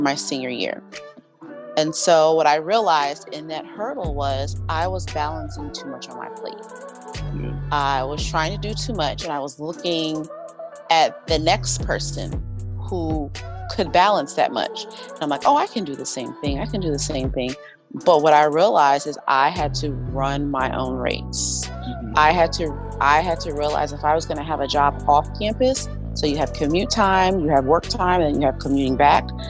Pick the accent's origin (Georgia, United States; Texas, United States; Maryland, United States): Maryland, United States; Howard County; I am actually from Maryland, um, a small county called Howard County